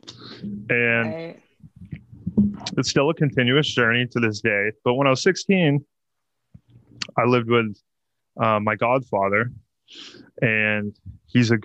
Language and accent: English; Mansfield, Texas, United States; I'm a kid who basically grew up in the church. You know, my entire family, we're all Texan. We all lived in the same town of Mansfield, suburban town